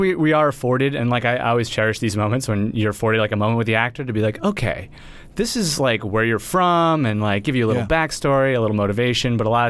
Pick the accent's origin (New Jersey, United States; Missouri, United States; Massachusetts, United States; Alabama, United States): Massachusetts, United States; Sudbury; A little town called Sudbury, Massachusetts.